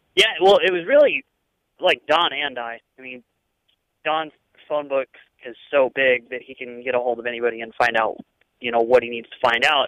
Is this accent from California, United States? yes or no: no; St. Louis, Missouri, United States; moved away; I'm from St. Louis